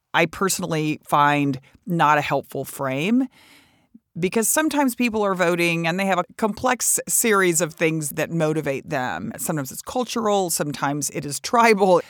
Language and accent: English; Texas, United States; I come from Texas